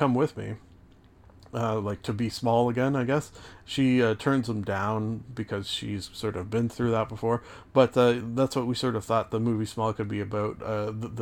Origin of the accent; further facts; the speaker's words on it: Canada; I am Canadian